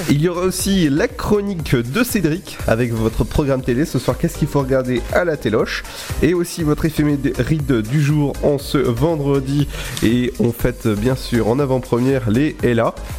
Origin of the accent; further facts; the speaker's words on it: Brittany, France; je suis, pas français, moi je suis breton hein, à la base.